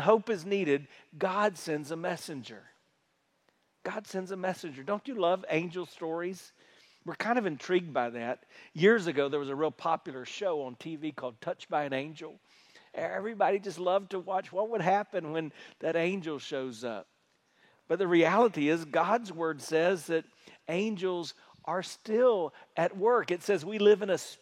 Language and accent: English; South Carolina, United States; moved away; where I grew up in South Carolina